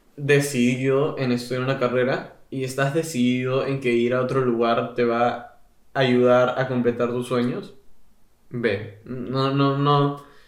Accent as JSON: {"language": "Spanish", "country": "Peru", "moved": "yes", "lives_now": "England, United Kingdom", "said": "yo vengo de Perú, que gana como dos años seguidos destino culinario mundialmente"}